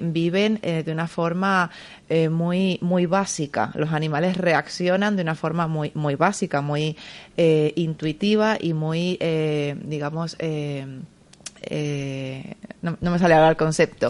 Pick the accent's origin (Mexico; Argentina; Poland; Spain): Spain; San Cristóbal de La Laguna, Canary Islands; moved away as an adult; now in Madrid, Spain; soy original eh, de Tenerife, de La Laguna. Es una ciudad preciosa, pero llevo ya 18 años viviendo aquí.